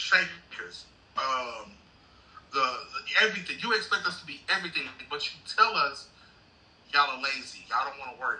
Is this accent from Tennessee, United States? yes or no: no; Clarksdale, Mississippi, United States; I said, I was born and raised here in Clarksdale. He was like, you were raised, born and raised here? I was like, yes, I was born and raised here in Clarksdale.